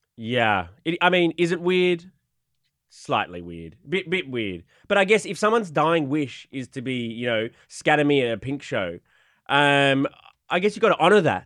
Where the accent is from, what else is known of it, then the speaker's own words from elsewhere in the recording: Australia; I'm from Australia.